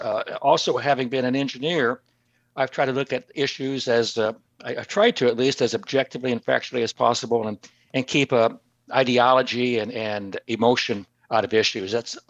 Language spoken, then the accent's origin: English; Oklahoma, United States; moved away as an adult; And I was born and raised in Oklahoma, one of the reddest of the red states.